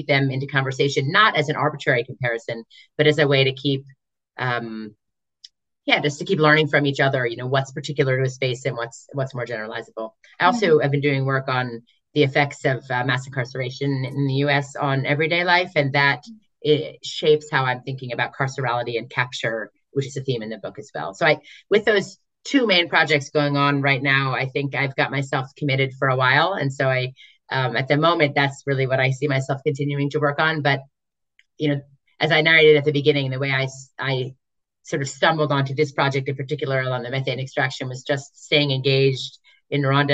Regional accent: United States; for me as an American working on this project

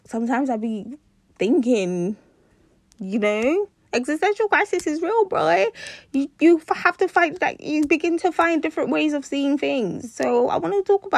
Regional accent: Nigeria; I'm Nigerian

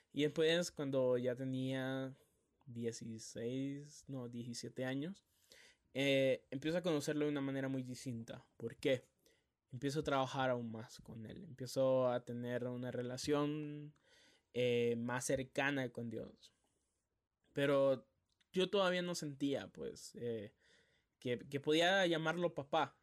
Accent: Tegucigalpa, Francisco Morazán, Honduras; also born or lived in San Pedro Sula; yo me vine para aquí a Tegucigalpa, la capital. Aquí es donde yo nací, aquí es donde siempre he vivido

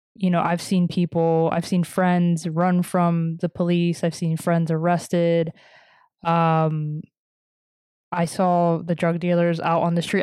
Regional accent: New York City, New York, United States; moved away; I grew up in Washington Heights

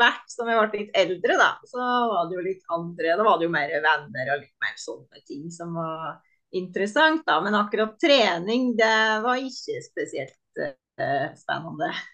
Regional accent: Sjoa, Innlandet, Norway; moved away as an adult; also born or lived in Trondheim; now in Oslo, Norway; jeg flytta fra Sjoa da jeg var 19, og da flytta jeg til Trondheim

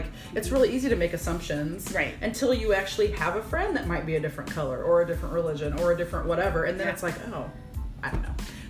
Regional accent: Virginia, Illinois, United States; I was raised in Virginia, Illinois, so teeny tiny, whatever. And my parents were always, in my opinion, for a small town, very open-minded. Mm-hmm. And I was raised on a farm

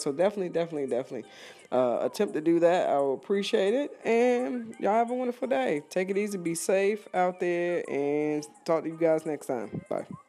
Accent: East Coast, United States; moved away; I'm originally from the East Coast, and I'm hoping my area is doing pretty well

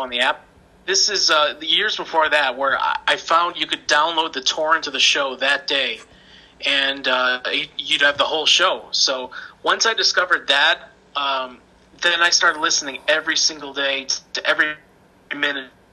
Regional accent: Chicago, Illinois, United States; I'm from Chicago

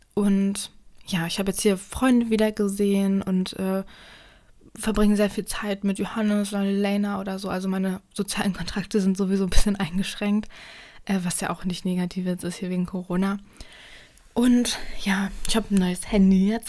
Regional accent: Germany; ich komme ja nicht direkt aus Berlin

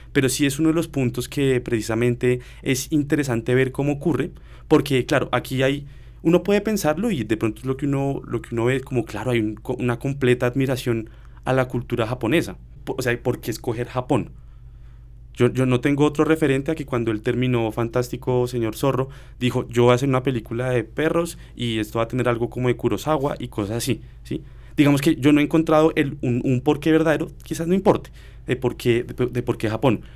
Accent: Colombia; nosotros como colombianos

